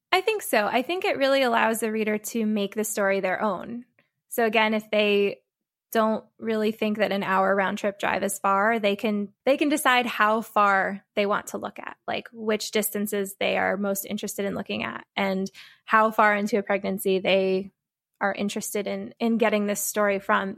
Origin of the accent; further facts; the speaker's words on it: Connecticut, United States; I'm originally from Connecticut